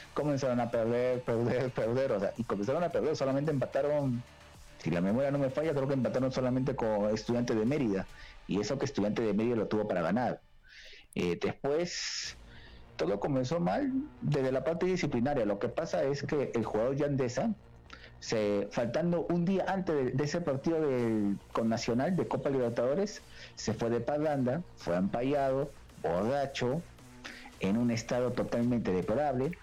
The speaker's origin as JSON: {"language": "Spanish", "country": "Peru"}